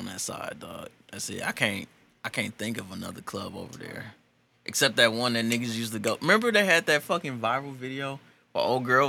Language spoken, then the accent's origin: English; St. Louis, Missouri, United States; my St. Louis pride.